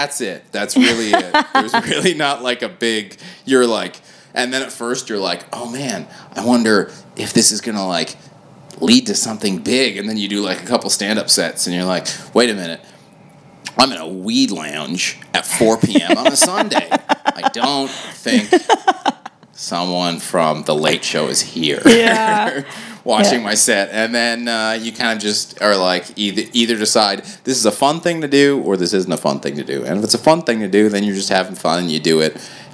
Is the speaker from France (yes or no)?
no; Toronto, Ontario, Canada; I grew up in Toronto